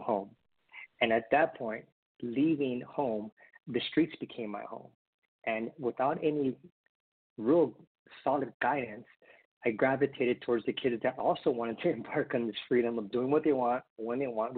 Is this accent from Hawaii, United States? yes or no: yes; Honolulu, Hawaii, United States; I was born in Honolulu, Hawaii. Parents were dad from Mexico, mom from Colombia, immigrated to the United States. I am the youngest of three brothers, and being raised in Hawaii